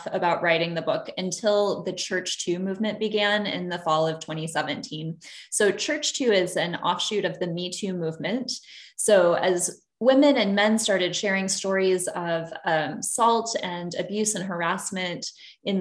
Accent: Illinois, United States; moved away as an adult; now in Santa Barbara, United States; I grew up in Illinois

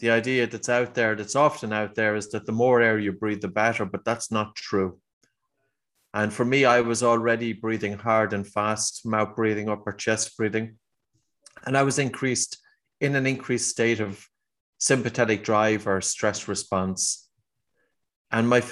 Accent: Ireland; accent: Irish

